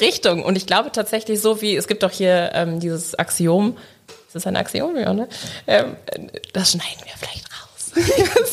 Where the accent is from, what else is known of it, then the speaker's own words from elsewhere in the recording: Leverkusen, North Rhine-Westphalia, Germany; Ich komme aus Leverkusen